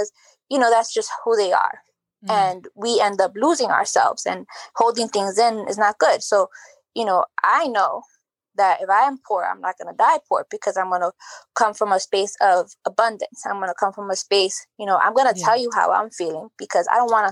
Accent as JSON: {"language": "English", "country": "United States", "tie": "born or raised there", "said": "I identify as being Dominican because my parents are Dominican. Even though I was born here in the United States, I say I'm Dominican."}